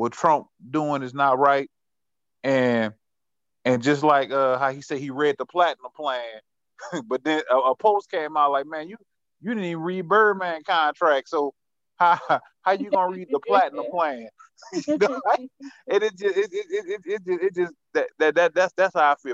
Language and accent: English; Marrero, Louisiana, United States; I'm from Marrero